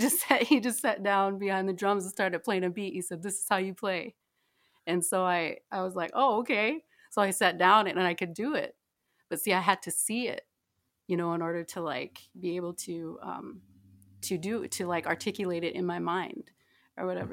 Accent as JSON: {"language": "English", "area": "Yankton Sioux Reservation, near Yankton", "region": "South Dakota", "country": "United States", "tie": "born or raised there", "moved": "yes", "said": "I'm from, uh, South Dakota. I, I grew up on the Hunctuah Nation"}